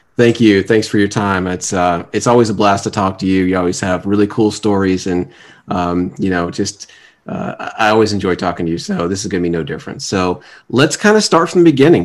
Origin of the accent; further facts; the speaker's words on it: Fort Lauderdale, Florida, United States; moved away; also born or lived in Atlanta, Georgia; growing up in South Florida, but we we lived in two different areas while we were down there